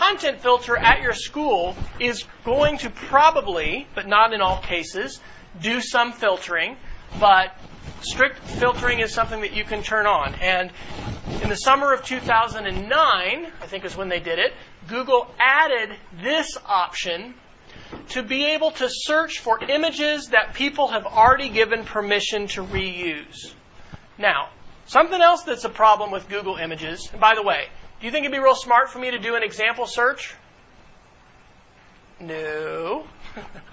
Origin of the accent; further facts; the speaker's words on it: Duncan, Oklahoma, United States; growing up in Duncan, Oklahoma, and my grandparents are there